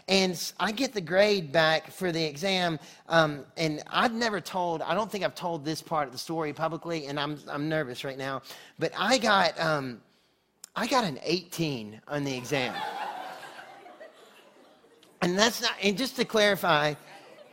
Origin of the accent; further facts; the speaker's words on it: North Carolina, United States; moved away as an adult; also born or lived in Texas; I'm from North Carolina originally. I went to school in Texas